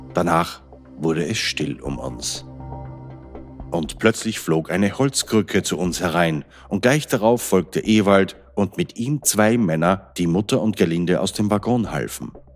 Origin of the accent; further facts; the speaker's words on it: Austria; Als Österreicher betrifft mich das besonders